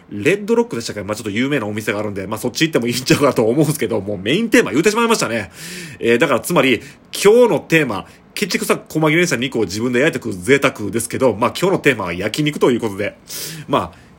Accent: Shiga, Japan; now in Kobe, Japan; 僕一応まあ滋賀県育ちですけど

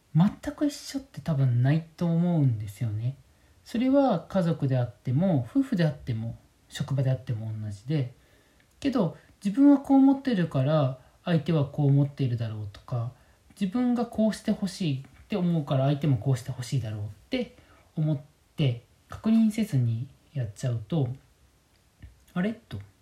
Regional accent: Kyoto, Japan; moved away as an adult; also born or lived in Tokyo / Shirakawa-go, Gifu; now in Minamiechizen, Japan; 僕自身京都出身なんですけども

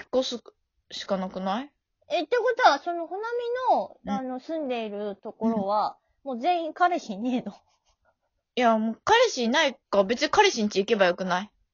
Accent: Osaka, Japan; accent: Kansai dialect; moved away; どこ出身って言われて、で、大阪なんですよ

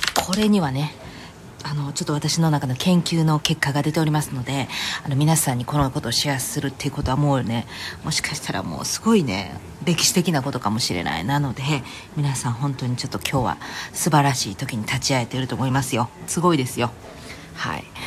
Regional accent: Kansai, Japan; moved away; 関西人なんで

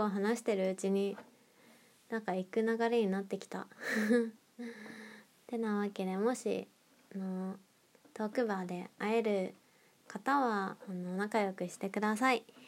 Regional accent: Nagoya, Aichi, Japan; moved away; 地元が名古屋なんですけど

